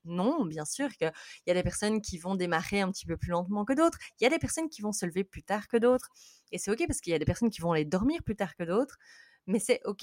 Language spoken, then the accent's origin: French; Belgium; je suis belge. Euh, donc, désolée pour mon accent.